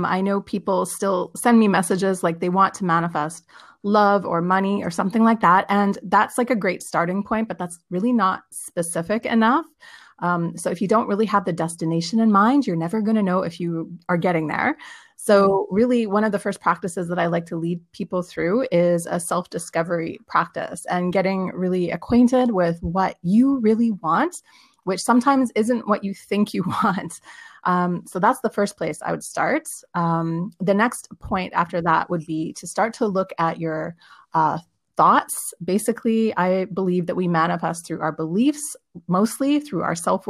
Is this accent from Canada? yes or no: yes; Vancouver, British Columbia, Canada; moved away as an adult; now in Berlin, Germany; I am originally from Vancouver, BC